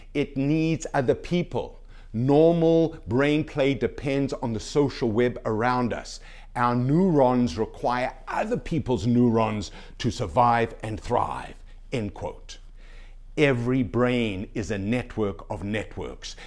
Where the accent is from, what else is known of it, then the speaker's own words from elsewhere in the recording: Canada; being a Canadian citizen